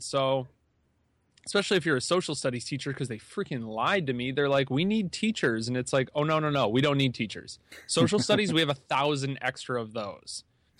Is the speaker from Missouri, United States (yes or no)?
no; New York, United States; moved away; Man, so when I came from New York and I moved out here, and it took a while for my certifications.